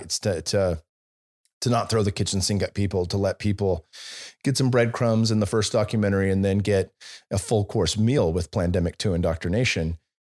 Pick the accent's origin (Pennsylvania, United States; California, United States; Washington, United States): California, United States; Bay Area; moved away; also born or lived in Silicon Valley; I was born and raised in the Bay Area